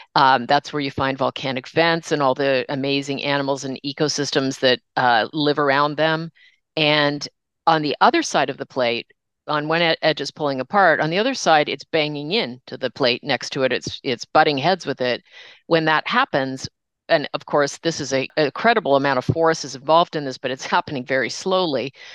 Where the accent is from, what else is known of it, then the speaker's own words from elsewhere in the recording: Toronto, Ontario, Canada; growing up in Toronto, north of Toronto